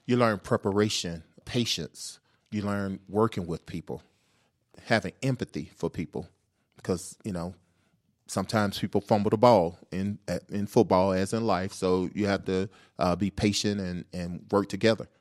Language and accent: English; Atlanta, Georgia, United States; I'm from Atlanta, born and raised